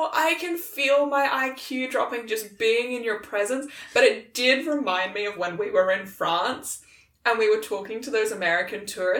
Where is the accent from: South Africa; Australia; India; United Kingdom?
Australia; accent: Australian; where are you from? And I was like, oh, like, Australia.